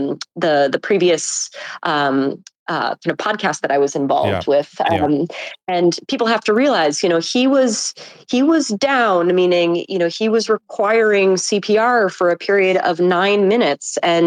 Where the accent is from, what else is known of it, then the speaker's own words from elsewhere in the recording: Buffalo, New York, United States; now in New York City, United States; I'm actually from Buffalo, New York.